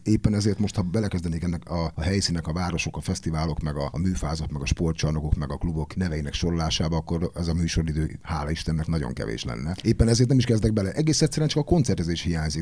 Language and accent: Hungarian; Debrecen, Hajdú-Bihar, Hungary; engem, mint Debrecenit